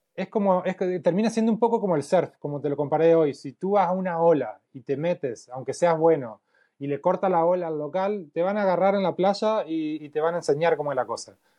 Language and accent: Spanish; Paraná, Entre Ríos, Argentina; moved away as an adult; now in Santiago, Chile; soy de Paraná Entre Ríos.